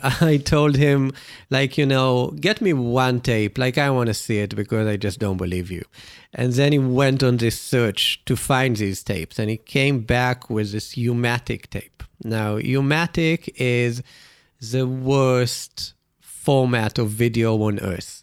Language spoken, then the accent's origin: English; Israel; me growing up in Israel